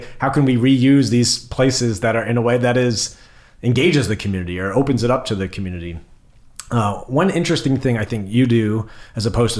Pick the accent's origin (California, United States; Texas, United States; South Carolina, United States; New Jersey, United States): New Jersey, United States; central; As a fellow central Jersey native